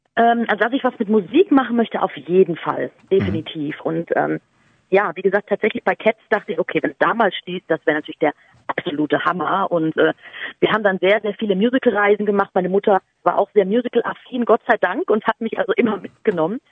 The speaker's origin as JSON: {"language": "German", "town": "Munich", "region": "Bavaria", "country": "Germany", "tie": "born or raised there", "said": "ich bin ja in München aufgewachsen"}